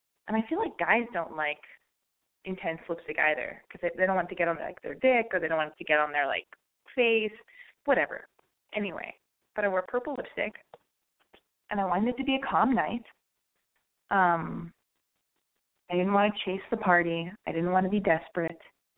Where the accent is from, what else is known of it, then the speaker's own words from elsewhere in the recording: Los Angeles, California, United States; You know, I was born and raised in Los Angeles.